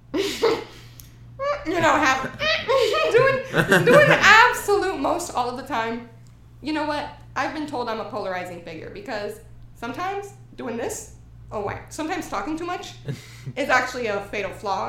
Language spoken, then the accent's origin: English; Texas, United States; moved away as an adult; also born or lived in Houston; now in Los Angeles, United States; I'm from Texas